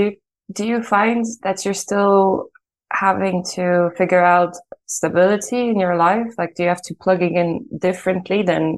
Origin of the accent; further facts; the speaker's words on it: Ireland; moved away as an adult; also born or lived in Poland / Italy; now in Netherlands; I was born in Poland, and then when I was 9, I moved to Ireland, where I lived for the other half of my life. So I'm pretty equal, like half and half.